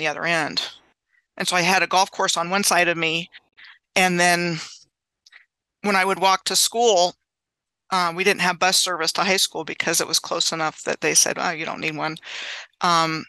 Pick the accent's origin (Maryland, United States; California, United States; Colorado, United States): Maryland, United States; Gaithersburg; moved away as an adult; also born or lived in Clovis, New Mexico / Fairbanks, Alaska / Wyoming / Oklahoma City, Oklahoma; I grew up in the Gaithersburg, Rockville, Maryland area in Montgomery County. So I grew up about 20 miles from Washington, D.C.